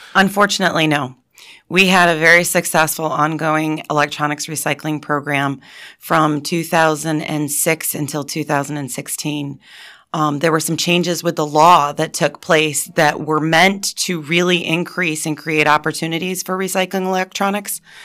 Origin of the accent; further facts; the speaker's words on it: Montrose, Pennsylvania, United States; I went to Montrose and then I got my Bachelor of Science degree from Penn State